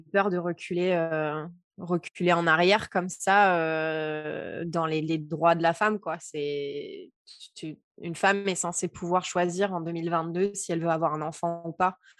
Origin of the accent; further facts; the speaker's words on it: Provence-Alpes-Côte d'Azur, France; moved away; also born or lived in Sacramento, United States; je venais de Provence